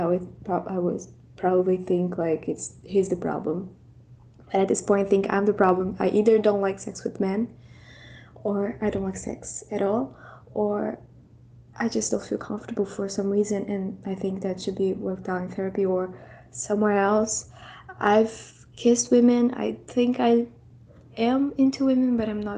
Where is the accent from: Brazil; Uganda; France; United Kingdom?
Brazil; I'm from Brazil